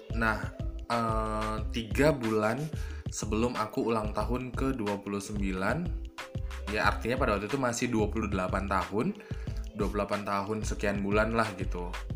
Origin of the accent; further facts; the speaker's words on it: North Sumatra, Indonesia; accent: Javanese Medan; moved away as an adult; now in Medan, Indonesia; aku anak daerah yang merantau ke Medan jadi daerah asli aku itu kalau naik kereta api itu perjalanannya dari Medan ke kabupaten kota itu sekitar 6 jam